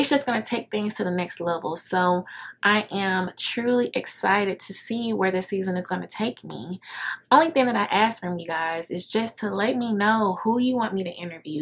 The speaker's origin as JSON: {"language": "English", "town": "Dallas", "region": "Texas", "country": "United States", "said": "I'm from Dallas"}